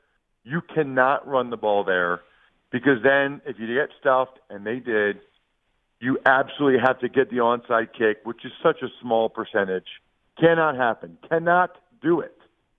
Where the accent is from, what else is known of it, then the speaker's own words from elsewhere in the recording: Wyomissing, Pennsylvania, United States; is from my hometown, the really small hometown, believe it or not. It's called Wyomissing, Pennsylvania, the hour west of Philly.